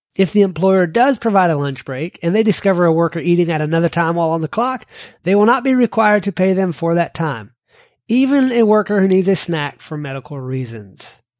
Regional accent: Kentucky, United States; my home state of Kentucky

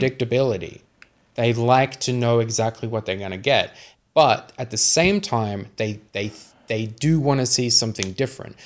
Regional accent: Sydney, New South Wales, Australia; I'm from Western Sydney

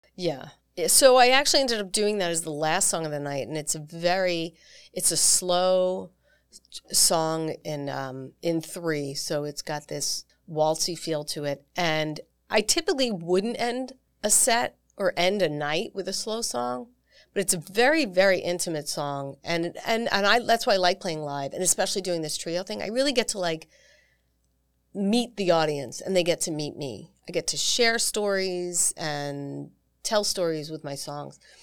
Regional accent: New York, United States; also born or lived in Long Island / Manhattan / Syracuse; I grew up on the East Coast in New York

